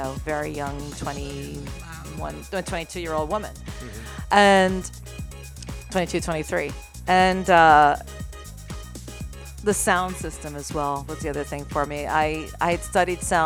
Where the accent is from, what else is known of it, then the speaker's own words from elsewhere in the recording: Massachusetts, United States; moved away as an adult; also born or lived in London; now in New York City, United States; I came here from Massachusetts